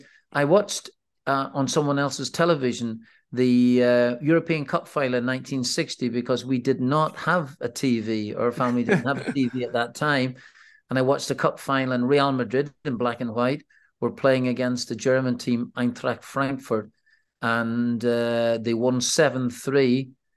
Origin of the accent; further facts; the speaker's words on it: Northern Ireland, United Kingdom; Well, my early days in the village that I am from, we're actually fine, I have to say, Chris.